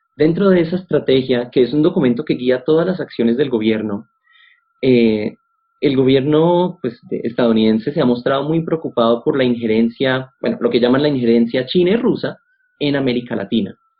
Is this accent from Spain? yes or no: no; Colombia; acá en Colombia como colombianos y colombianas